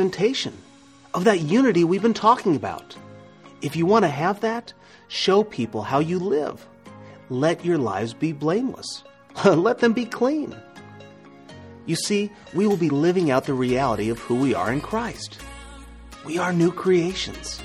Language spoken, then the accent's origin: English; Nebraska, United States; I'm from Nebraska